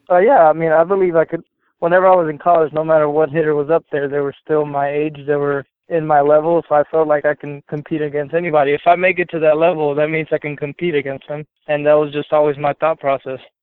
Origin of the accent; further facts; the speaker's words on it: Texas, United States; I'm from Texas